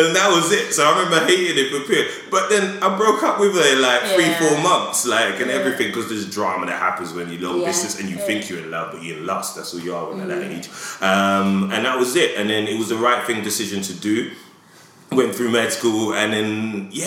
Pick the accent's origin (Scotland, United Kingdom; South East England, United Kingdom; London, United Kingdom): London, United Kingdom; I grew up in Edmonton